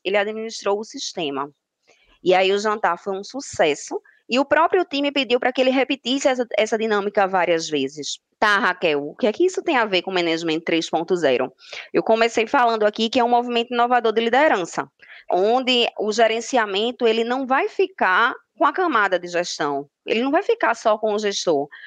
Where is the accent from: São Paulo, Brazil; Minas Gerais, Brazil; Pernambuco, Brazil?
Pernambuco, Brazil; Recife; Sou de Recife, Pernambuco